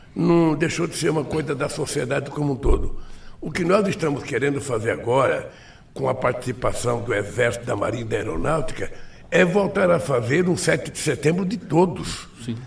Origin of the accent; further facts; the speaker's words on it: Brazil; Eu sou brasileiro